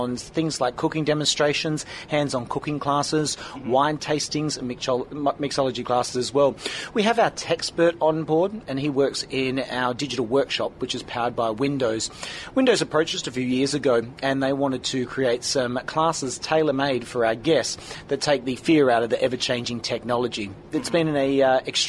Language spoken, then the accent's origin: English; Perth, Western Australia, Australia; I'm from Perth in Western Australia, born and bred down under.